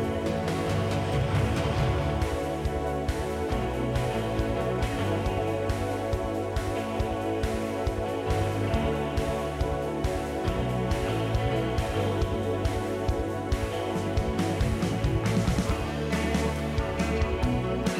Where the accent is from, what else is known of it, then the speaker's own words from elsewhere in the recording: Santa Maria, California, United States; now in San Francisco Bay Area, United States; I was in Santa Maria, which is where I'm from